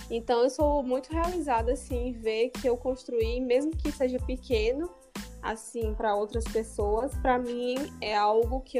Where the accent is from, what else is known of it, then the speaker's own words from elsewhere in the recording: Caicó, Rio Grande do Norte, Brazil; moved away as an adult; now in Mossoró, Brazil; Eu sou de Caicó, hum. Rio Grande.